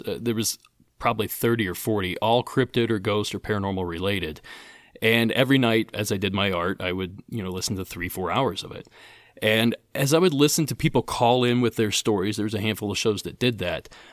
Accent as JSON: {"language": "English", "region": "Appalachia", "country": "United States", "tie": "born or raised there", "said": "I grew up in Appalachia"}